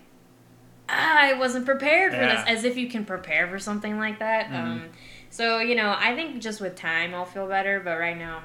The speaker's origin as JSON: {"language": "English", "region": "Arizona", "country": "United States", "tie": "born or raised there", "moved": "yes", "said": "it was just all people from my very small hometown. And most of the people from my hometown kind of, like, just not necessarily stayed in the hometown, but stayed in Arizona"}